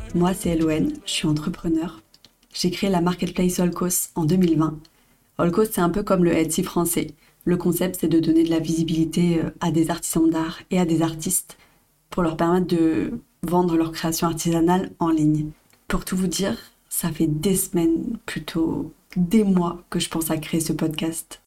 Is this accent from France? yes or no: yes; Brest, Brittany, France; moved away as an adult; now in Bali, Indonesia; mes origines, parce que je viens de Brest